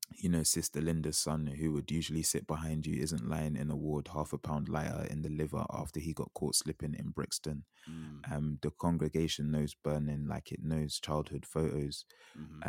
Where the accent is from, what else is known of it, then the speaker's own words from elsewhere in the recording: Jamaica; as a Jamaican